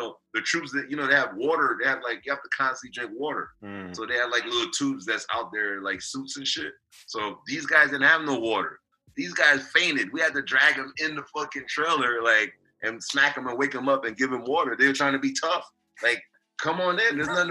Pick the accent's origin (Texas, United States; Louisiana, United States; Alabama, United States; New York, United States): New York, United States; New York City; I'm from Queens